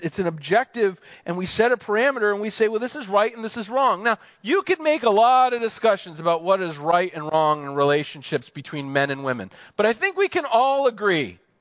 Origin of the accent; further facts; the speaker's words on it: United States; also born or lived in Pennsylvania; I grew up in New Jersey and Pennsylvania